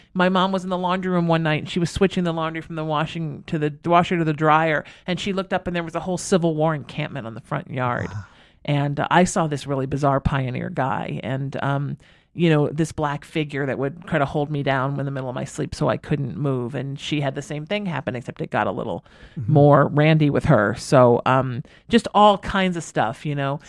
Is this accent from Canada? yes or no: no; Huntington Beach, California, United States; I grew up, we moved here when I was 13. I grew up in Huntington Beach